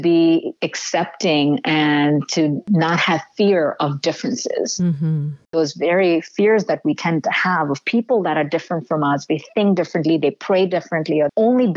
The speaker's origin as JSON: {"language": "English", "country": "India", "tie": "born or raised there", "moved": "yes", "said": "having been born and raised in India"}